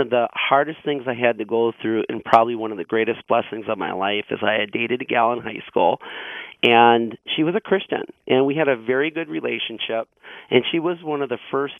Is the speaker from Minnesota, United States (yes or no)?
yes; Burnsville, Minnesota, United States; my formative years growing up in Burnsville